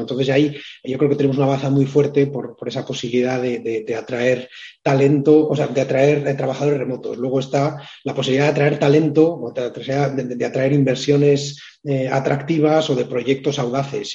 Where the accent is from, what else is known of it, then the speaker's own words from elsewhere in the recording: Biscay, Basque Country, Spain; mi tierra, en, Vizcaya